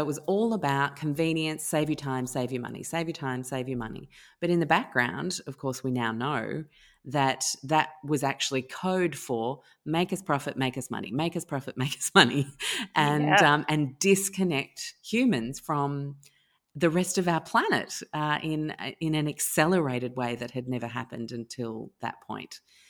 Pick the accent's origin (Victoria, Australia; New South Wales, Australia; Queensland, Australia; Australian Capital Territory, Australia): New South Wales, Australia; Sydney; also born or lived in London, United Kingdom / Chicago, United States; I was born in London. Then we moved to Chicago. Dad was given an expat position, and then his next expat posting was in Sydney. And when he came here, it was 1980. I was five.